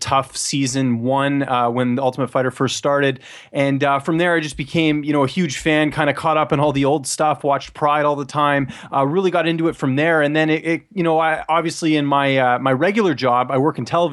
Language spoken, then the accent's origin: English; British Columbia, Canada; moved away; I'm from the West Coast originally